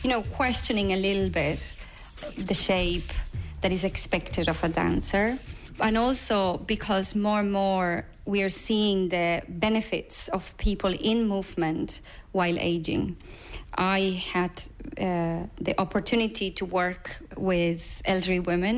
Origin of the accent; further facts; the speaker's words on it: Buenos Aires, Argentina; English is a second language; moved away as an adult; now in Dublin, Ireland; growing up in Buenos Aires after dictatorship